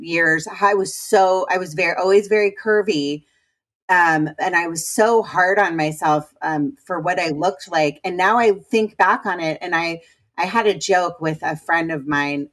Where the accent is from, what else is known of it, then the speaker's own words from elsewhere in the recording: Potomac, Maryland, United States; I'm a Washingtonian. I'm from Potomac